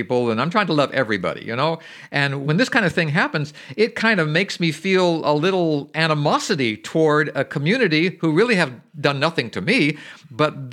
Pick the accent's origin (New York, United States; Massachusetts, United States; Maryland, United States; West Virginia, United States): West Virginia, United States; Berkeley Springs; my hometown of Berkeley Springs